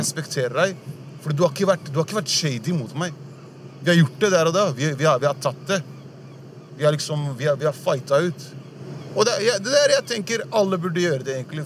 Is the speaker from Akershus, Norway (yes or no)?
no; Oslo, Norway; also born or lived in Furuset, Oslo; jeg er oppvokst på Sankthanshaugen.